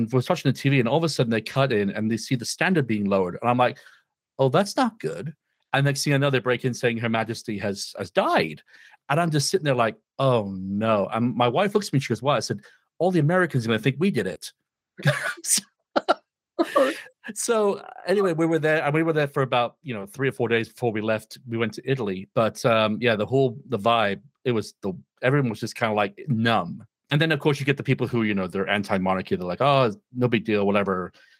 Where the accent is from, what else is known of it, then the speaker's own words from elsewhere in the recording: Wales, United Kingdom; moved away; I'm originally from Wales.